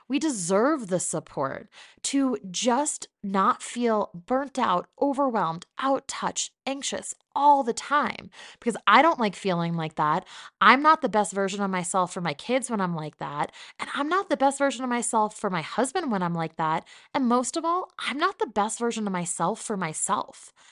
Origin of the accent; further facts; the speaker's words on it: New Jersey, United States; But for the most part, this is what I sound like, and people get very confused when I say that I'm from New Jersey.